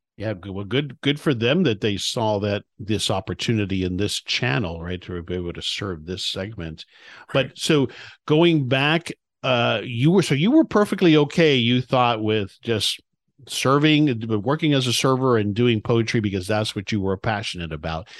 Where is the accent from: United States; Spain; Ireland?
United States; South Florida; moved away; also born or lived in Dallas area, Texas; I grew up in South Florida